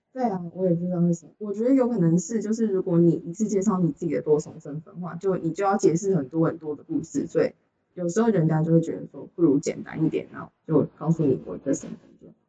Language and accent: Chinese; Taichung, Taiwan; 我是汉人，然后我是来自台中，然后我现在读政大美国七大二这样子